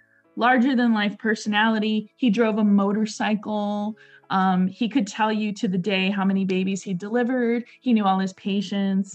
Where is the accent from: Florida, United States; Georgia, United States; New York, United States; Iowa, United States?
Florida, United States; Tampa; also born or lived in Hudson, Florida; So I was raised in Tampa, but when we grew up was this place called Brandon, which is like a suburb of Tampa